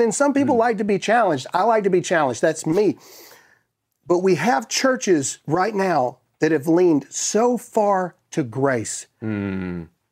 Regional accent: United States; I am a Christian before I'm an American

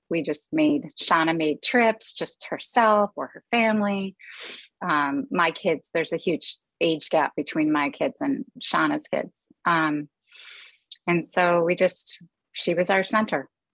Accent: Chicago, Illinois, United States; moved away as an adult; also born or lived in California; now in Minneapolis, United States; We were born in California, and then our parents separated and eventually divorced, and we grew up in Chicago

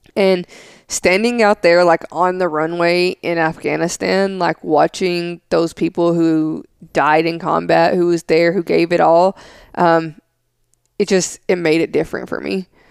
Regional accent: Smithville, Tennessee, United States; where I grew up in Smithville, Tennessee

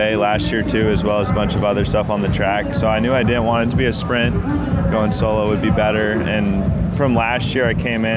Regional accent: Durango, Colorado, United States; I'm from Durango, Colorado.

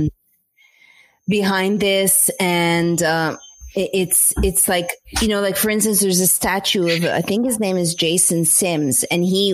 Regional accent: Montreal, Quebec, Canada; now in United States; I grew up in Montreal

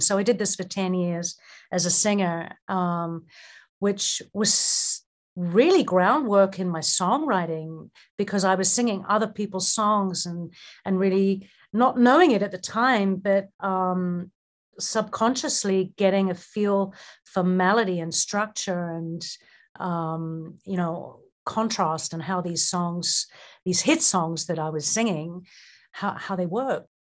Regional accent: Auckland, New Zealand; moved away; I was raised in New Zealand, in Auckland

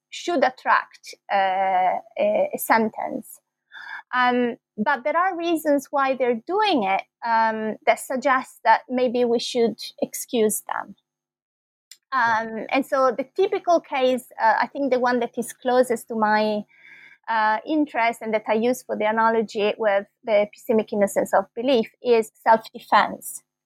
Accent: Bologna, Emilia-Romagna, Italy; moved away as an adult; also born or lived in London, United Kingdom; I'm Italian. I was born in Bologna, and that's where I did my first degree in philosophy here in Italy

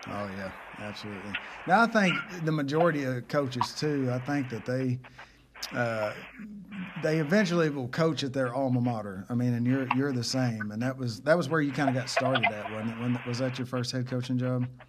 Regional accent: Fox, Oklahoma, United States; growing up in Fox in the in the nineties

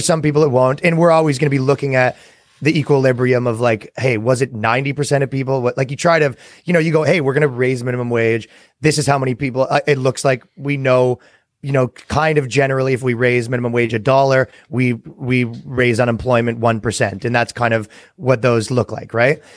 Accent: Canada; moved away; as a Canadian

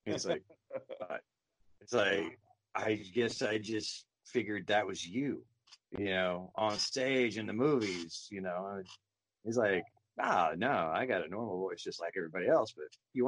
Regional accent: Caney, Kansas, United States; growing up in Caney

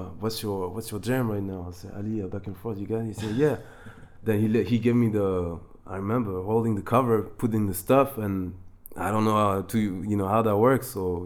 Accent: Côte d’Ivoire; growing up in the Ivory Coast. I mean, that's where I've seen the most.

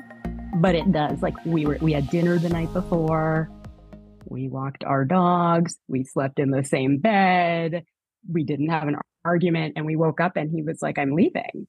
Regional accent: Canada; moved away; also born or lived in New York; I'm from Canada.

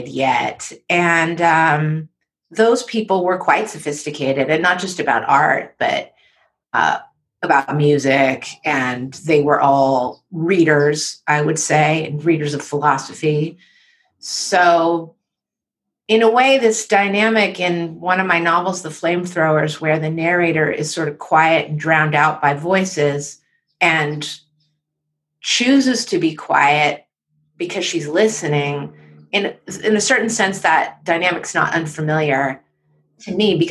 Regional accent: San Francisco, California, United States; moved away as an adult; also born or lived in New York City; growing up in San Francisco

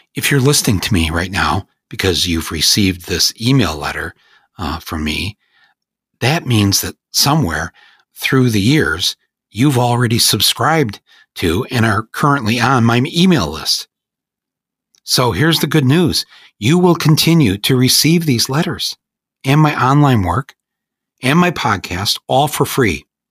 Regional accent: United States; I feel I have a responsibility as an American to speak out

